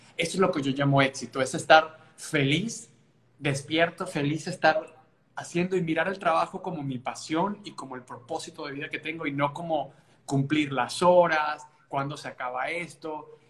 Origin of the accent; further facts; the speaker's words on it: Maturín, Monagas, Venezuela; moved away as an adult; now in United States; somos cuatro, somos eh, pues cuatro niños, nacimos en Maturín, Venezuela